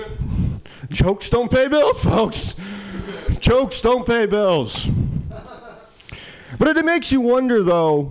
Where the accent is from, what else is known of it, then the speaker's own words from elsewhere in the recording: Midwest, United States; now in San Francisco Bay Area, United States; I'm come from the Midwest